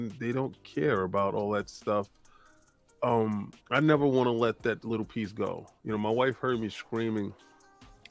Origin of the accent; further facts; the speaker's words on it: New York City, New York, United States; I grew up in the Bronx